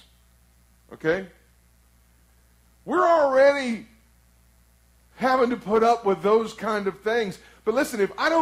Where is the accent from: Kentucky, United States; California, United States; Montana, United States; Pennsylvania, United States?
Kentucky, United States; Flatwoods; I'm from Flatwoods, Kentucky